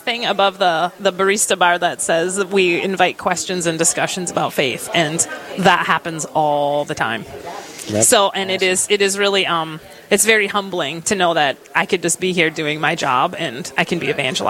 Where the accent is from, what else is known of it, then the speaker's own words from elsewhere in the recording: Wisconsin, United States; now in Rochester, United States; I'm not native to Rochester. I'm actually from Wisconsin. And I live here with my three beautiful teenage daughters